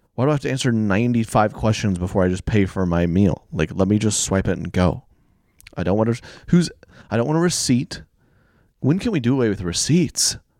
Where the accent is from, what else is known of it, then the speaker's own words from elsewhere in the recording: Oklahoma, United States; I grew up in Oklahoma